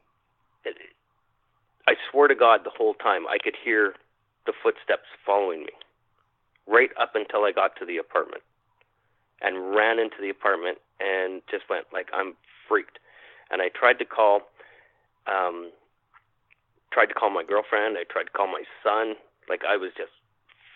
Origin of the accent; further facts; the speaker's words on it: Winnipeg, Manitoba, Canada; I'm from Winnipeg